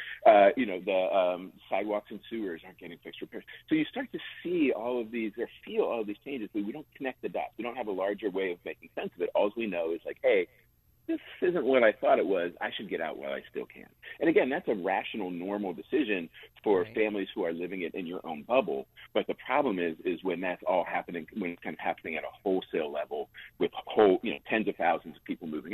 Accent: Penn Hills, Pennsylvania, United States; moved away; in my hometown of Penn Hills

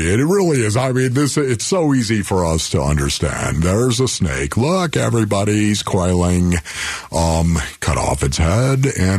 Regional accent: Buffalo, New York, United States; moved away as an adult; now in Arizona, United States; I was from Buffalo

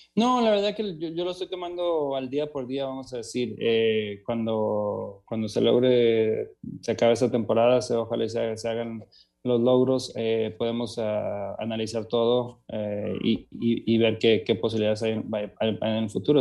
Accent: Mexico; also born or lived in Tijuana; como mexicano

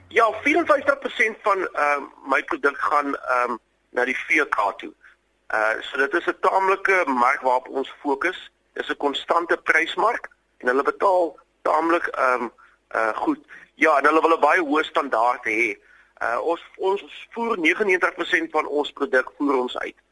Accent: South Africa; also born or lived in Stellenbosch; ons Afrikaners

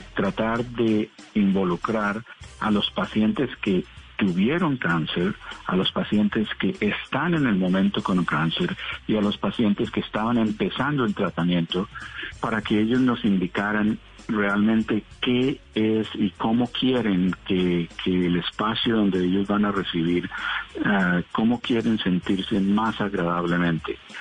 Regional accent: Colombia; now in United States

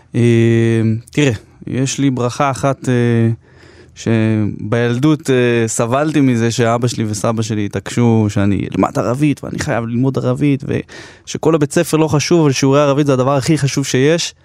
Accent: Jerusalem, Jerusalem District, Israel; בתור ילד, אפילו שגדלתי בירושלים של, אה, אינתיפאדת אל-אקצא

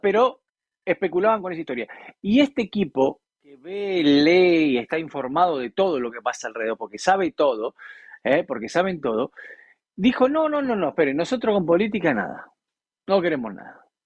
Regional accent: Argentina; a mi país campeón del mundo

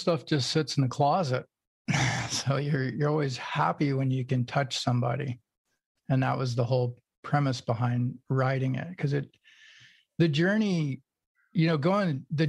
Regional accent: Oklahoma, United States; also born or lived in California; now in Maui, United States; I was born in Oklahoma

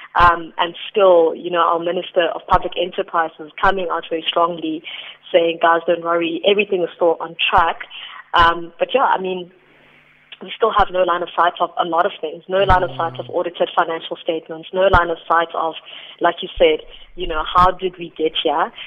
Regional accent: South Africa; As the South African public

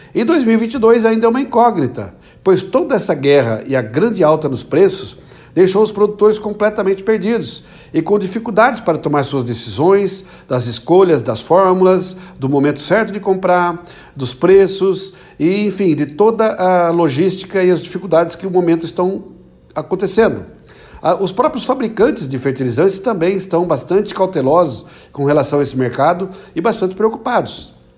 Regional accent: Brazil; also born or lived in Limeira, São Paulo

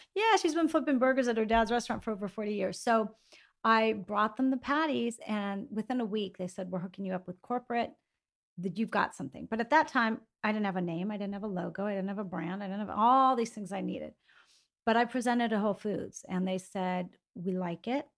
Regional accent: Greece; moved away; growing up in Greece

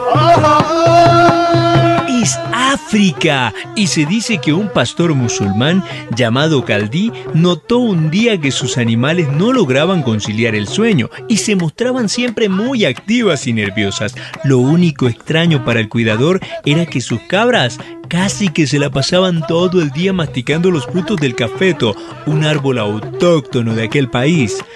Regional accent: Colombia; Lo sé, en ocasiones no lo parezco, pero soy de acá

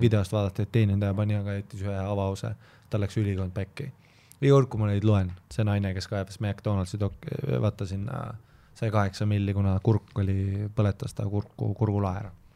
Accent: Viimsi, Harju County, Estonia; ma olen nagu Viimsist heast kohast

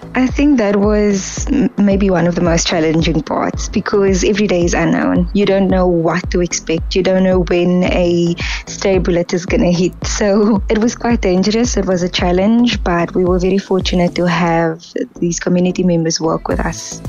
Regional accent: Kraaifontein, Western Cape, South Africa; So I grew up in Kraaifontein, where we have the pitch where cars would spin every Sunday.

